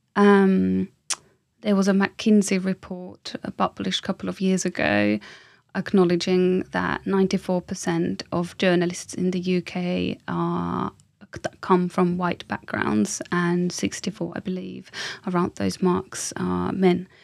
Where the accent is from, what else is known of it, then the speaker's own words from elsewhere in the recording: Finland; moved away as an adult; now in London, United Kingdom; I'm from Finland